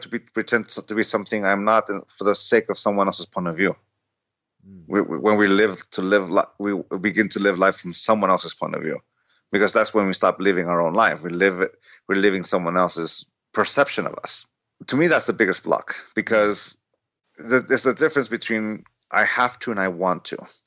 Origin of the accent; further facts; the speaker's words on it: San Diego, California, United States; I grew up in San Diego, so I grew up in 1984 when his rookie season, I was 9 years old